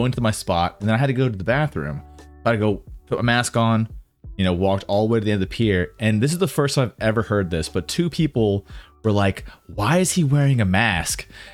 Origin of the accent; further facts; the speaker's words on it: United States; for me as an American